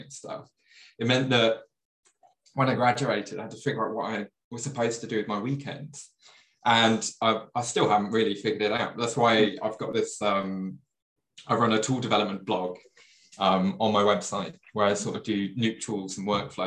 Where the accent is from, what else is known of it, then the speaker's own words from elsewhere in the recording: Leicestershire, East Midlands, United Kingdom; also born or lived in Hatfield, Hertfordshire; now in London, United Kingdom; originally, I was from Leicestershire, so the Midlands of the UK.